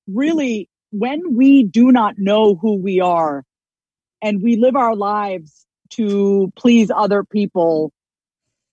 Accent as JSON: {"language": "English", "area": "Long Island", "region": "New York", "country": "United States", "tie": "born or raised there", "said": "my childhood growing up on Long Island, New York"}